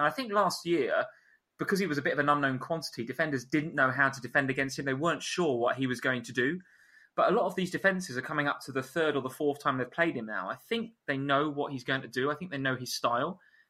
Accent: North West England, United Kingdom; accent: Scouse; I'm Liverpool, yeah. Can you tell from my Scouse accent?

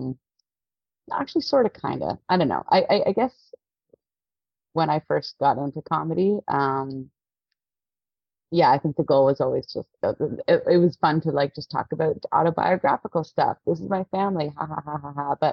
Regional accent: Toronto, Ontario, Canada; also born or lived in Halifax; I'm born and raised in Toronto. I grew up in like North York area.

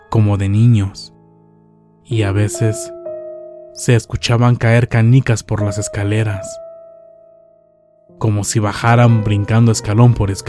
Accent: Culiacán, Sinaloa, Mexico; moved away as an adult; Mi esposa y yo somos de Culiacán, Sinaloa. Hace unos años nos fuimos a vivir a Guadalajara, ya que un hermano me planteó la idea de que allá ganaría más dinero.

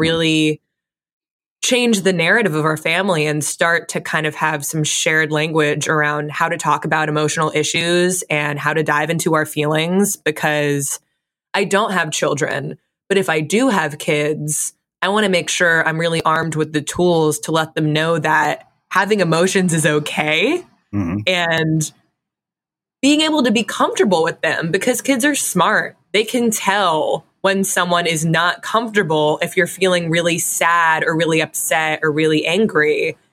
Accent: Fairfield, Connecticut, United States; I grew up in Fairfield, Connecticut

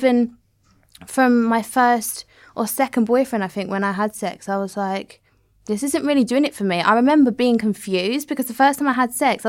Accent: Southend-on-Sea, East of England, United Kingdom; I come from Southend and I'm not like massively educated.

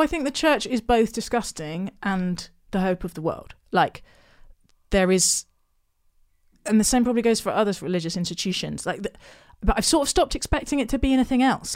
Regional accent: Hampshire, near Basingstoke, South East England, United Kingdom; In a little village in Hampshire

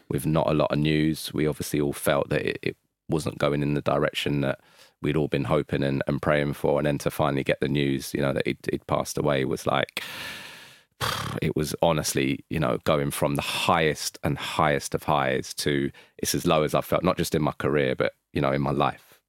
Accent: London, United Kingdom; I'm from North London

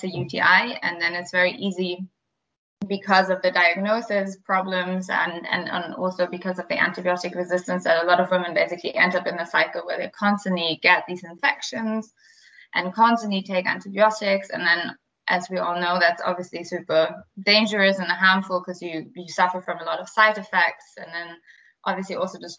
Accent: Berlin, Germany; accent: German; English is a second language; now in London, United Kingdom; I'm German, as you probably hear from my accent. I was born in Berlin

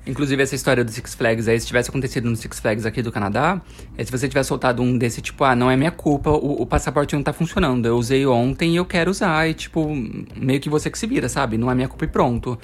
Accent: Osasco, São Paulo, Brazil; É da minha terra natal

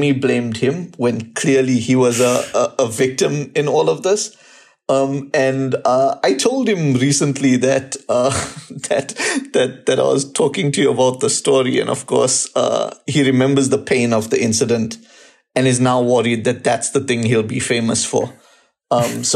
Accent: South Africa; I'm from South Africa

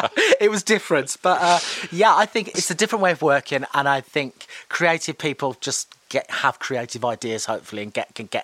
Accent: Birmingham, West Midlands, United Kingdom; born there; Well, I was born in Birmingham. I had an elder brother and cousins, and they would have dragged me to shows.

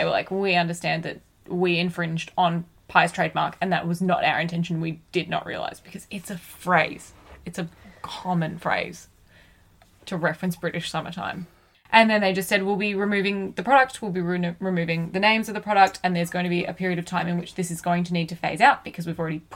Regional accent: Australia; as an Australian.

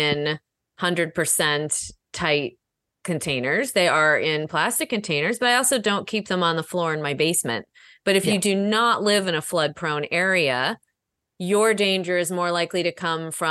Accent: Northeast, United States; now in Chicago, United States; I grew up in the Northeast where humidity is a huge issue

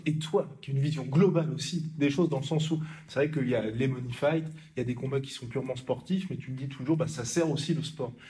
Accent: Chantilly, Hauts-de-France, France; Je viens de Chantilly

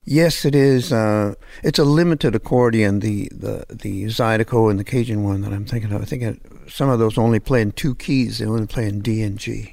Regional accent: Hamilton, Ontario, Canada; moved away as an adult; also born or lived in Los Angeles; I'm French-Canadian, but I grew up in Hamilton, which is near Toronto

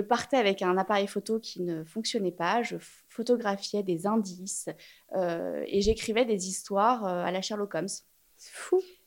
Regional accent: Paris, Île-de-France, France; J'ai grandi à Paris

